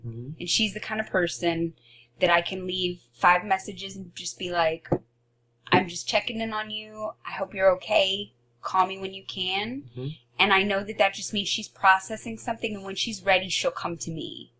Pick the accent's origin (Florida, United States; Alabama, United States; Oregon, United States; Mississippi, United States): Oregon, United States; I came from Oregon.